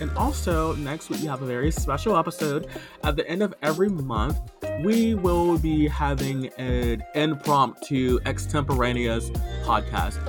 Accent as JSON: {"language": "English", "region": "the South", "country": "United States", "tie": "born or raised there", "said": "I grew up in the South"}